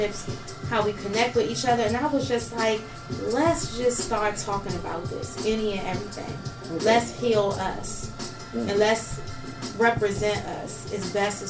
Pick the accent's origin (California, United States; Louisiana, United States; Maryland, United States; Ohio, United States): Maryland, United States; Fort Washington; I'm from Fort Washington, Maryland